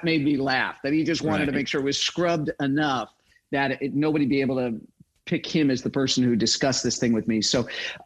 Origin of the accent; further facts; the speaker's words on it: Chicago, Illinois, United States; moved away; also born or lived in Utah; I grew up in Chicago